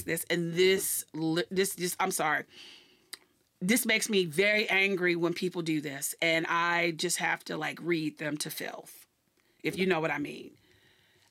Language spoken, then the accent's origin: English; the South, United States; also born or lived in New Orleans, Louisiana; now in Washington, D.C., United States; I am a Southerner. I am proud to be a Southerner